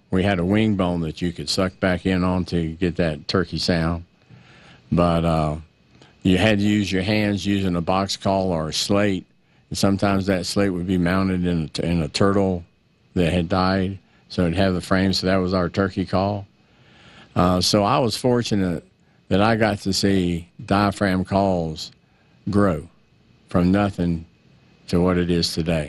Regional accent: Florida, United States; I grew up in Florida down in the swamps

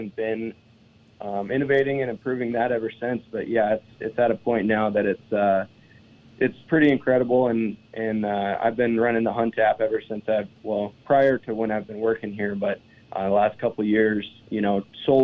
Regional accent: eastern Montana, United States; Born and raised in Montana, on the other side of the state in eastern Montana

